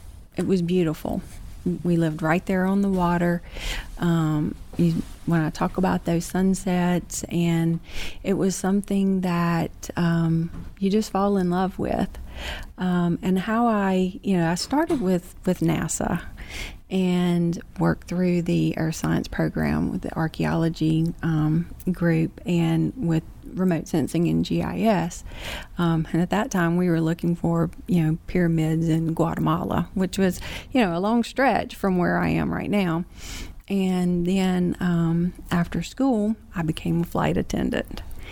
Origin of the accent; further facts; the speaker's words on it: Pearl River County, Mississippi, United States; I grew up in Pearl River County, which is one of the six coastal counties. And then when I married, I moved to the coast. So I've been, I guess, a coastal girl